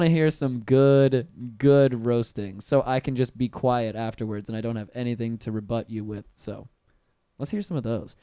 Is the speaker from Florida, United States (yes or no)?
yes; Pensacola, Florida, United States; moved away as an adult; now in Orlando, United States; I'm a transplant because I'm originally from Pensacola